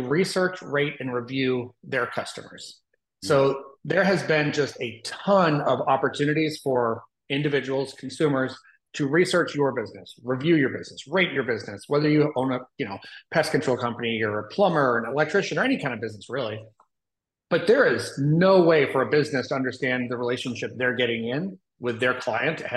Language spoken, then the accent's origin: English; Austin, Texas, United States; moved away as an adult; also born or lived in Indianapolis, Indiana; now in Nashville, United States; So we had lived in Austin for quite a while. That's where I grew up. That's where I'm from